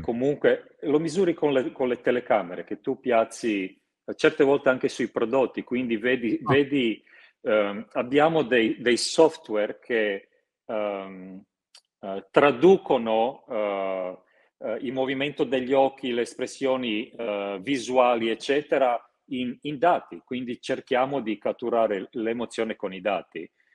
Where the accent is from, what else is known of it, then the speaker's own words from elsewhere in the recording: Croatia; moved away; io sono croato